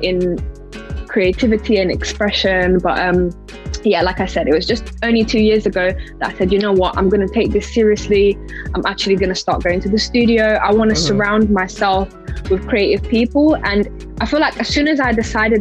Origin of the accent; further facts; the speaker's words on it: London, United Kingdom; I'm from the UK. I'm from West London